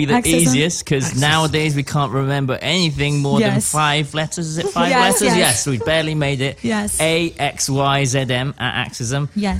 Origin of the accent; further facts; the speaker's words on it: Oxford, South East England, United Kingdom; moved away as an adult; also born or lived in Japan; now in Los Angeles, United States; I'm Japanese, and then I grew up in this village in England, and I was like the oriental guy.